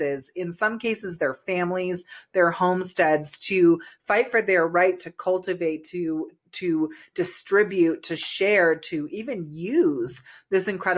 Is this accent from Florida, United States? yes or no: no; California, United States; now in Colorado, United States; I'm originally from California